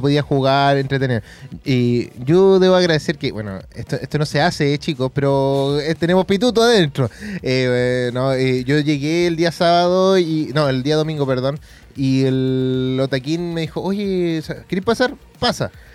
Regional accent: Chile

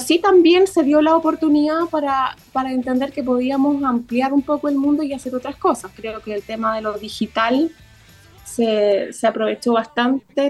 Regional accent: Concepción, Biobío, Chile; yo como directora también soy penquista

